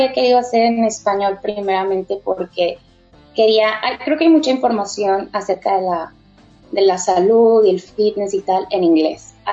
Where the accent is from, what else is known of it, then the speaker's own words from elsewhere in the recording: Mexico; moved away as an adult; also born or lived in Barcelona, Spain; now in New Zealand; em, yo soy de México, estoy aquí en Nueva Zelanda recién llegada, llegué hace dos meses, em, vengo de Barcelona y allá estuve viviendo cuatro años